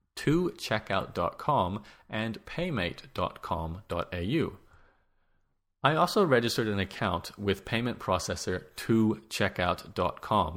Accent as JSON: {"language": "English", "country": "Australia", "said": "As an Australian"}